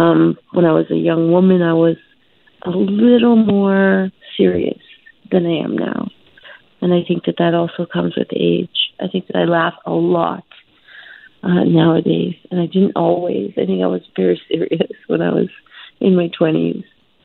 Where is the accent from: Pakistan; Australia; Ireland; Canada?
Canada; also born or lived in India; has to do with my adoption story and being born in India and having no other identity other than being Canadian. I was the only Canadian in my family.